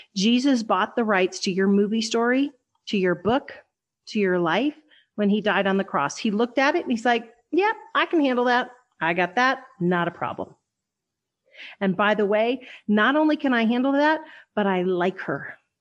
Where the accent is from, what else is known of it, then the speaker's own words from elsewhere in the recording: western Kansas, United States; I'm from Wes, I was born in western Kansas.